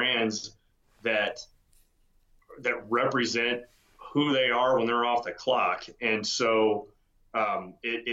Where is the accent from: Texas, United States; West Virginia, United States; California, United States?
Texas, United States; also born or lived in Georgia; I was born in Georgia, which I never forgave my parents for, and got to Texas at 7 years old and haven't left and don't intend